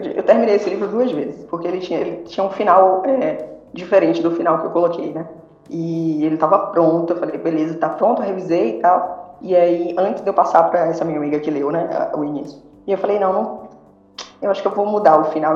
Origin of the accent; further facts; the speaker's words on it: Bahia, Brazil; eu sou baiana